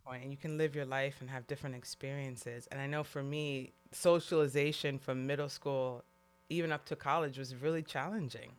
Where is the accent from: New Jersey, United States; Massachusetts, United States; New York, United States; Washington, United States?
New York, United States; New York City; now in California, United States; growing up in New York City, when I moved to California